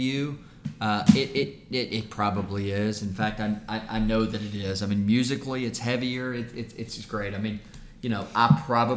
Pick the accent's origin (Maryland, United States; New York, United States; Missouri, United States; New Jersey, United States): Missouri, United States; I grew up in Missouri